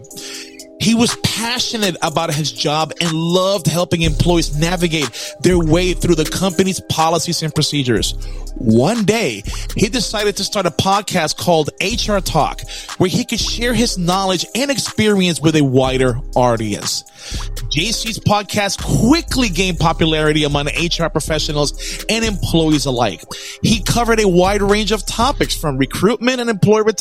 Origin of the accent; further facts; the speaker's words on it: Puerto Rico; I'm from Puerto Rico